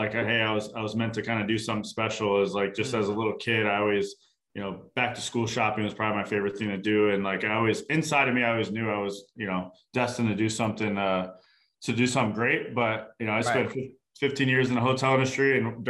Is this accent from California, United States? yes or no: no; Arizona, United States; I was born and raised in Arizona, and that's, you know, when I was growing up, 36 years old